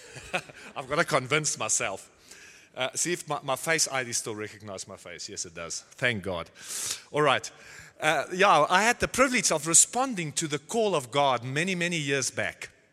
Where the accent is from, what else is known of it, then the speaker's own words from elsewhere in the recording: South Africa; now in Nordhorn, Germany; I was born in South Africa many years back.